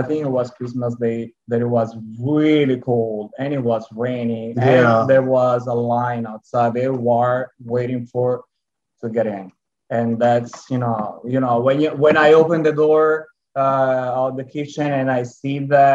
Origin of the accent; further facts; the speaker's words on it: Italy; accent: Italian; English is a second language; moved away as an adult; now in Houston, United States; yes, I'm Italian, 100% Italian. And now you can also hear my lovely accent.